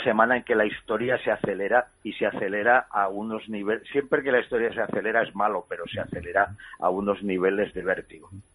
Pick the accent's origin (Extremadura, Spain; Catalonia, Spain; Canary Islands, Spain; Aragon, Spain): Catalonia, Spain; a los catalanes nos duele especialmente porque lo vivimos